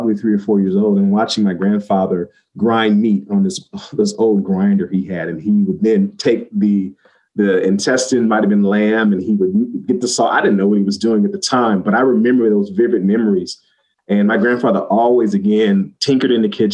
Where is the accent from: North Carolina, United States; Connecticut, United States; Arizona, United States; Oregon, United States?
Oregon, United States; Portland; where I grew up is in Southeast Portland